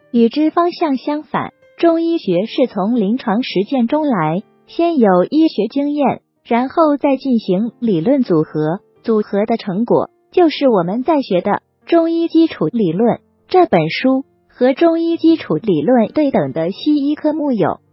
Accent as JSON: {"language": "Chinese", "country": "China", "said": "这是我们中国人的思维方式"}